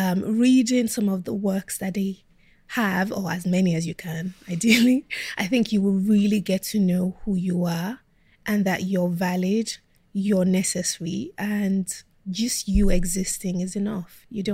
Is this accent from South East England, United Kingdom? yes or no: yes; South East England, United Kingdom; when I grew up in Kent, I think apart from my siblings, I was the only Black kid in my school.